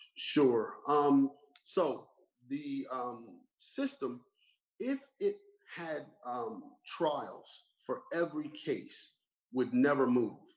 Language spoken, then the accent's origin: English; Burlington Township, New Jersey, United States; growing up in Burlington Township